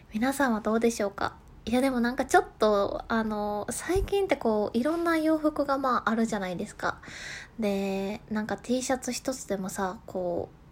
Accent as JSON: {"language": "Japanese", "region": "Kansai", "country": "Japan", "accent": "Kansai-ben", "said": "多分これ関西弁やからかな"}